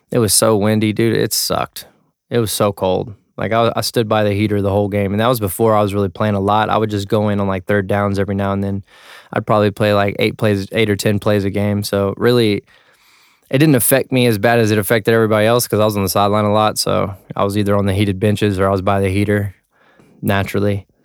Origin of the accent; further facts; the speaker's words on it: Texas, United States; You know, I'm from Texas, so we really don't mess with the snow like that.